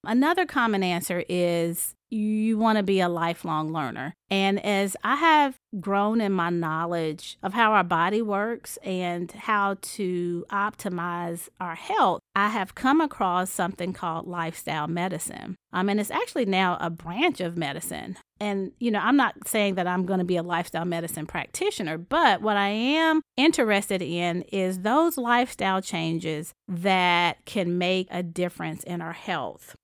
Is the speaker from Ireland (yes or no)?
no; High Point, North Carolina, United States; I'm from High Point, North Carolina, and it's a small town. When I graduated high school, said, "I'm leaving and I'm never coming back."